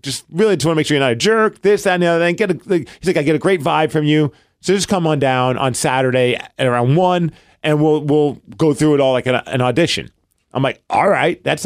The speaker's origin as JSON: {"language": "English", "town": "New York City", "region": "New York", "country": "United States", "moved": "yes", "lives_now": "Seattle, United States", "said": "oh, Brooklyn."}